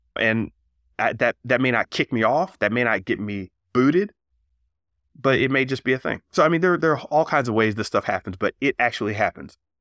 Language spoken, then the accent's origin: English; Florida, United States; I'm from Florida